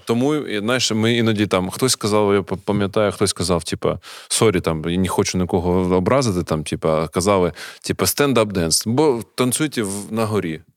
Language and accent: Ukrainian; Kharkiv, Kharkiv Oblast, Ukraine; як харків'янин